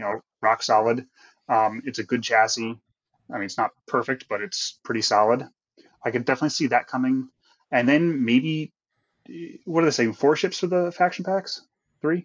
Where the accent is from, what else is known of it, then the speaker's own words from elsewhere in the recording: Connecticut, United States; also born or lived in Philadelphia area, Pennsylvania; now in Cheltenham, United States; I am originally from Connecticut, uh, but I've been living in the Philly area for about half my life now